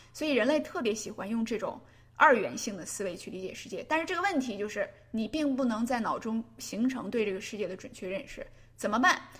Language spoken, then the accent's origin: Chinese; China; 我们中国